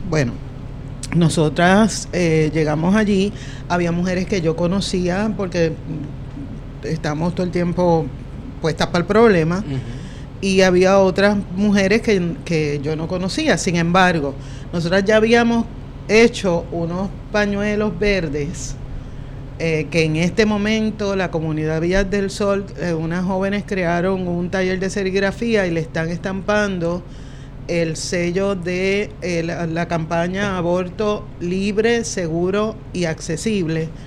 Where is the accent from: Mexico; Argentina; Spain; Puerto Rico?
Puerto Rico; Bayamón; yo soy de Bayamón